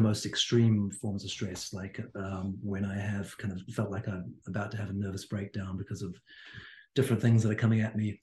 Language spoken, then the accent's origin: English; Hawke's Bay, New Zealand; moved away; I'm from the Bay as well